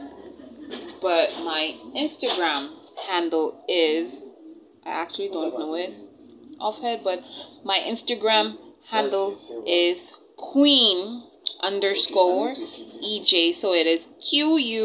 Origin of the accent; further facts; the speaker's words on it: India; accent: Indian; now in Nigeria; my Indian accent